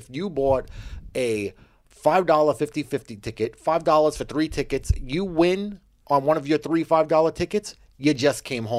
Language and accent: English; Canada; Because I'm like a Canadian.